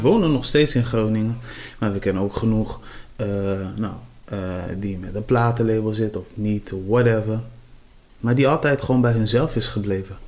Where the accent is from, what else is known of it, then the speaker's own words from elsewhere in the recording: Cape Verde; ik kom van de Café des Eilanden